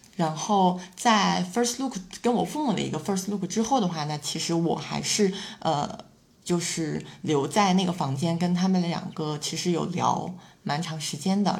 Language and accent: Chinese; Shandong, China; also born or lived in Shanghai; 我本身是嗯。山东的嘛